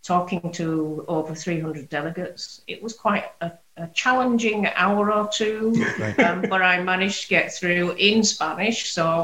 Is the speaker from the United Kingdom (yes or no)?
yes; Bradford, Yorkshire and the Humber, United Kingdom; accent: Yorkshire; also born or lived in Hong Kong; My family's from Hong Kong and China. Right. But I was actually first generation born in Bradford